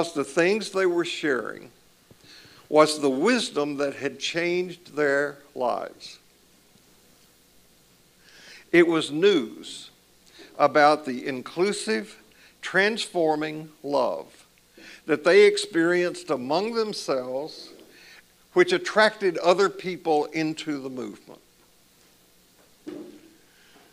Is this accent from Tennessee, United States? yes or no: yes; Columbia, Tennessee, United States; When I was growing up in the church that I grew up in Columbia, Tennessee, in the South